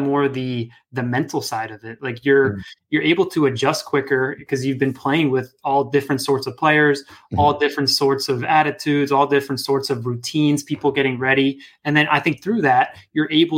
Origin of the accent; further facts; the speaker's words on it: Northern Virginia, United States; where I grew up in Northern Virginia